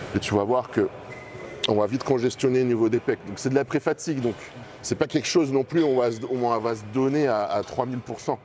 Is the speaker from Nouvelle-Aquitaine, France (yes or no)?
yes; Bordeaux, Nouvelle-Aquitaine, France; je viens d'ici